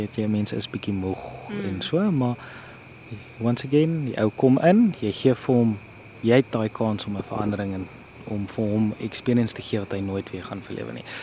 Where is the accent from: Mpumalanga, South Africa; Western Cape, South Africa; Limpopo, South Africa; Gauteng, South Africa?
Gauteng, South Africa; Pretoria; also born or lived in Kakamas, Northern Cape; now in Northern Cape, South Africa; ek kom oorspronklik van Pretoria af en ek is nou heidaglik hierso by Kamkerie in die Noord-Kaap